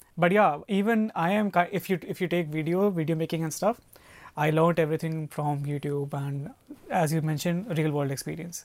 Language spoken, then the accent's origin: English; Faridabad, Haryana, India; moved away as an adult; now in Canada; I'm from Faridabad and my college was in Faridabad, so I never went outside. It was basically at the age of 23 only that I left my city